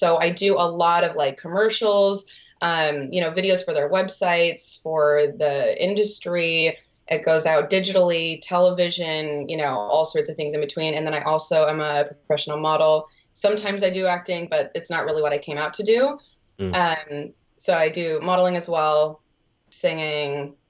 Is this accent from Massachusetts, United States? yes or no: no; Utah, United States; now in Los Angeles, United States; So I've lived in LA for, 4.5 years. And I moved out here originally from Utah to pursue the entertainment industry.